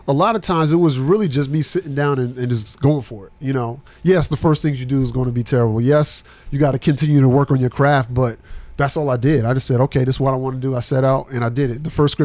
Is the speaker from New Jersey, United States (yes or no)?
yes; New Jersey, United States; now in Murfreesboro, United States; Jersey, yes.